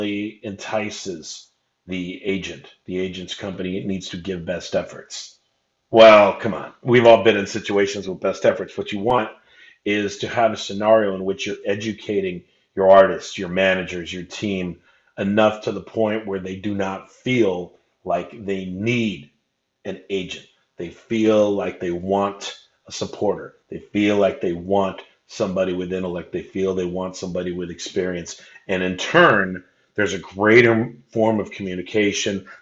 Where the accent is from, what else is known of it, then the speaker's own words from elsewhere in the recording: Anaheim, California, United States; I grew up in Anaheim